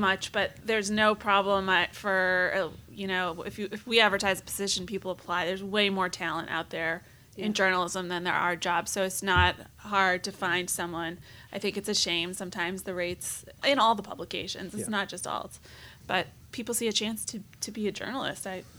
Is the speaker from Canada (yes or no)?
no; Boston, Massachusetts, United States; But someone like me, I'm from Boston, which is why I knew what Binge stood for.